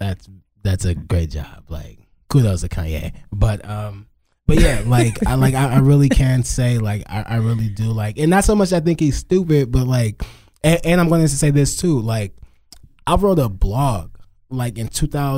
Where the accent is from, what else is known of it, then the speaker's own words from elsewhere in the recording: Crowley, United States; I'm from Crowley.